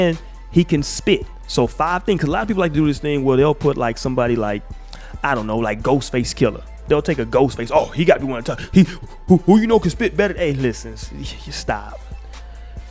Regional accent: the South, United States; I'm from the South.

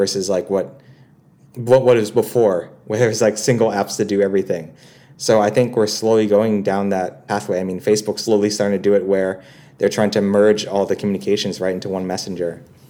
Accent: Philippines; Obviously, I'm also Filipino too, so I got a lot of pride for Southeast Asia in general because it is up and coming.

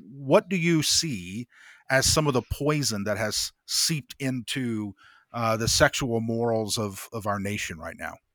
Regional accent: Greenfield, Indiana, United States; moved away; I grew up, uh, my middle school and high school years were in Indiana

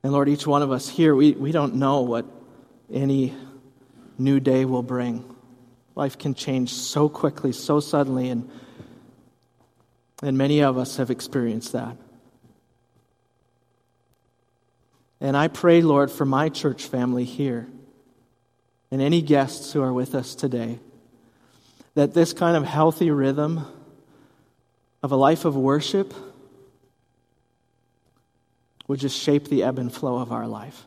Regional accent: Hudson, Wisconsin, United States; my mom was a youth director in our church where I grew up, growing up in Hudson, Wisconsin

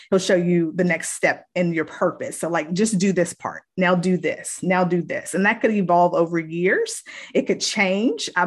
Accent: Virginia, United States; moved away as an adult; now in North Carolina, United States; I am originally from Virginia, but I have been living in North Carolina for the last 20 years. I came here 20 years ago for college um, because my background is in education. And so I have been here ever since.

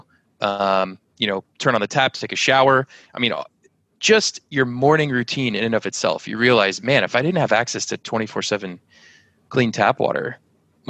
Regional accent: San Antonio, Texas, United States; I grew up as one of the only gringos, little white kids, in a block in school full of Hispanics, San Antonio, Texas.

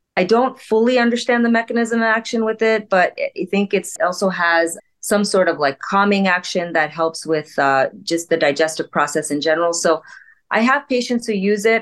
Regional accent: India; As an Indian physician

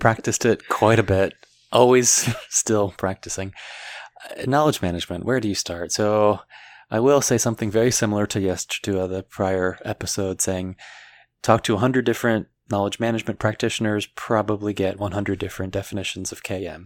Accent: Washington, D.C. area, District of Columbia, United States; moved away; I'm born and raised in the Washington, D C area, as opposed to inside the city limits

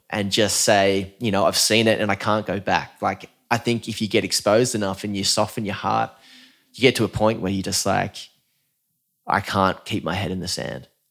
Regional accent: Newcastle, New South Wales, Australia; I'm from Newcastle, like, the south end of Newcastle, grew up on Lake Macquarie

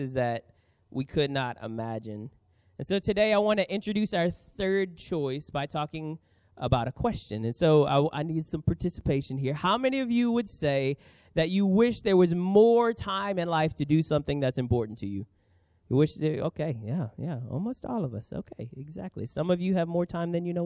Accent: New Orleans, Louisiana, United States; now in San Diego, United States; I grew up in New Orleans.

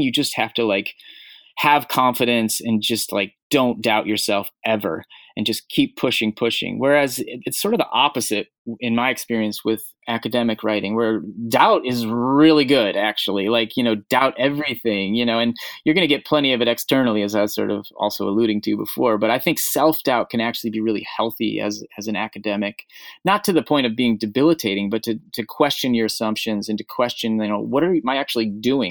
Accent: Portland, Oregon, United States; my hometown of Portland, Oregon

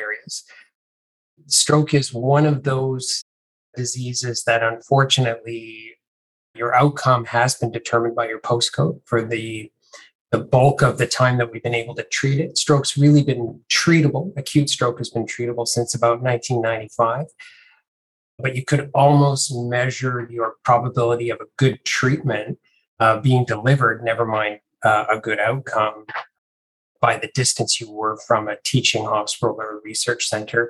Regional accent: Canada; moved away as an adult; also born or lived in Melbourne, Australia; now in Sydney, Australia; I'm Canadian originally

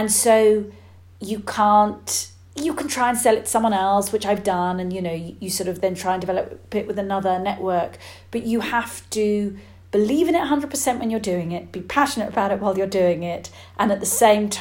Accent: United Kingdom; being British

